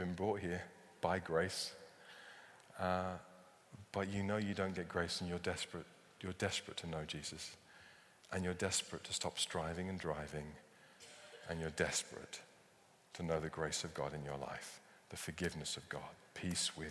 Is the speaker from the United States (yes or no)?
no; United Kingdom; because we're British